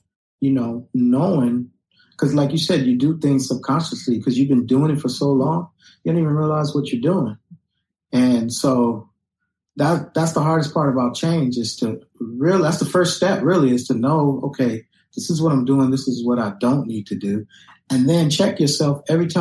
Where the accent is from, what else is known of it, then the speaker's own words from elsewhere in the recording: Los Angeles, California, United States; When I was a kid growing up in Los Angeles